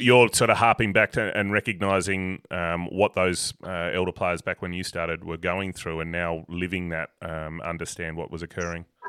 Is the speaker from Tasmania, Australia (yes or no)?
yes; Avoca, Tasmania, Australia; I grew up in Avoca